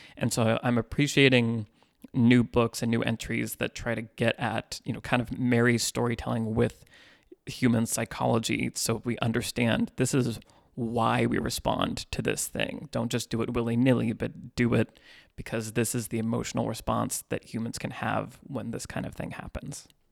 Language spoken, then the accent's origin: English; Northern California, United States; moved away as an adult; now in Los Angeles, United States; I grew up in Northern California and moved to L A in two thousand ten.